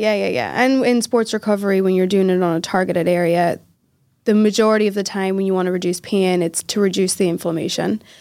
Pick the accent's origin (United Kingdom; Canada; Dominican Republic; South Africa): United Kingdom; Northern Ireland; moved away as an adult; also born or lived in Philadelphia, United States / England; I was raised in Northern Ireland, but I was born in Philadelphia.